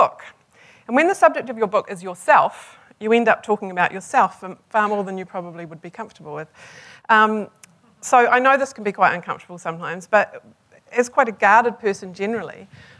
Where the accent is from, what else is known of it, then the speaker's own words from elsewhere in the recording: Hamilton, Waikato, New Zealand; I was born in Hamilton.